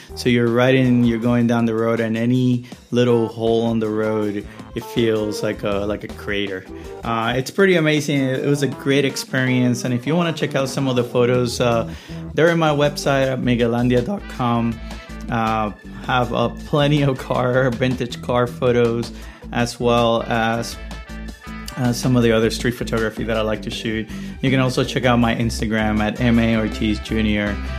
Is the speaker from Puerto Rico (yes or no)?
yes; Puerto Rico; I'm originally from Puerto Rico